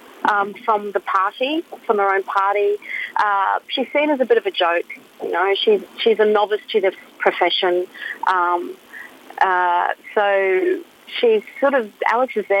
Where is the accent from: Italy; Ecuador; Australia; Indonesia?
Australia; Mount Isa, Queensland; So I'm originally from Mount Isa, born and bred